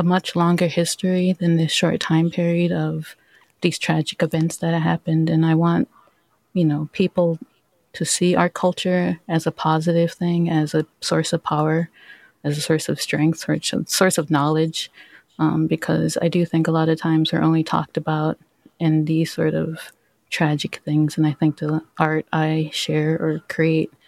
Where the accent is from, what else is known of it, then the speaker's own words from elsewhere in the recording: Minneapolis, Minnesota, United States; I grew up in Minneapolis. I grew up at Little Earth, which is like an urban Native American community